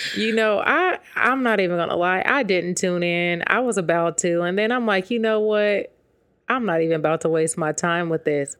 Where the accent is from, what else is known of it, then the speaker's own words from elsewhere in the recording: West Coast, United States; I'm from the West Coast